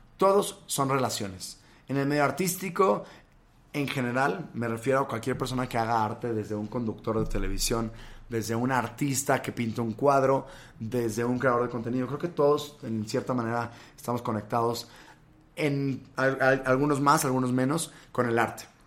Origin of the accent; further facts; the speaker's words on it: Monterrey, Nuevo León, Mexico; moved away as an adult; now in Mexico City, Mexico; Yo soy de Monterrey. Yo nací ahí, estuve pues casi 20 años de mi vida por allá